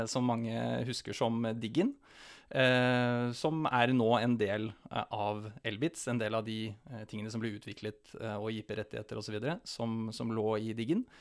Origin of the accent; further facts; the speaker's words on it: Vadsø, Finnmark, Norway; Ja, født og oppvokst i Finnmark. Bodd i Vadsø i 13 år.